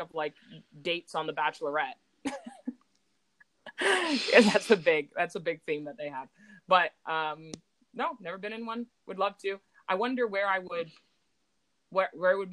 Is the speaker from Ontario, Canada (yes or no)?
yes; Burlington, Ontario, Canada; it's like my hometown